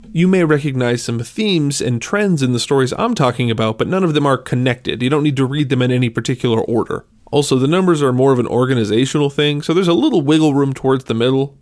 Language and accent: English; Minnesota, United States; I'm from Minnesota